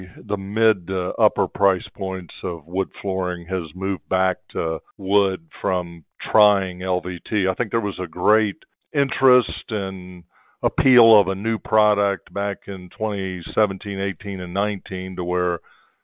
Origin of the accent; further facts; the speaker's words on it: North Florida, United States; moved away; also born or lived in Tampa, Florida; I grew up in North Florida